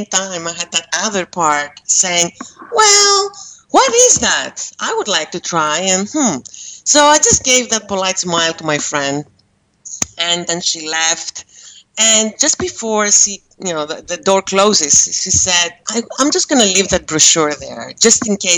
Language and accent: English; Greece; moved away as an adult; also born or lived in Amsterdam, Netherlands; now in Malaysia; I am Greek, and I do live in Malaysia. And I was raised in Greece